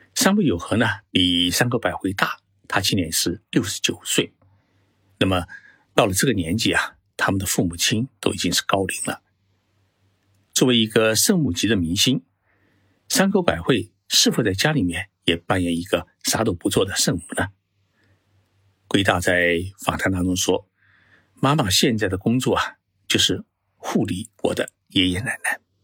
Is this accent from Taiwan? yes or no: no; China; 我们中国人